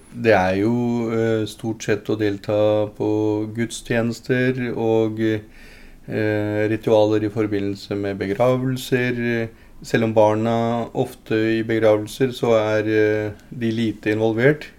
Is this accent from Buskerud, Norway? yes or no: yes; Lier, Buskerud, Norway; also born or lived in Punjab, India; etter hvert som jeg gikk på skolen og, øh, ungdomsskole og sånt, og hadde bodd her lenge